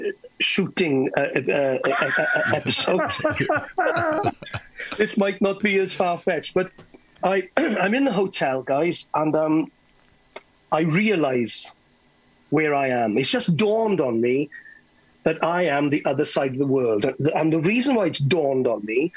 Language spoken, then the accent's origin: English; Carmarthen, Wales, United Kingdom; I'm from Carmarthen